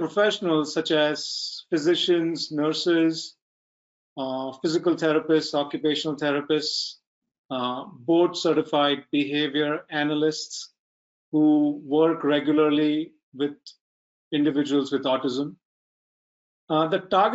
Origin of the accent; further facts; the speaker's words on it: India; I'm from India